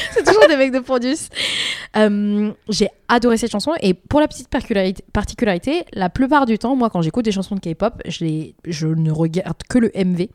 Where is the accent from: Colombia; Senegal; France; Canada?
France; nous, en tant que Français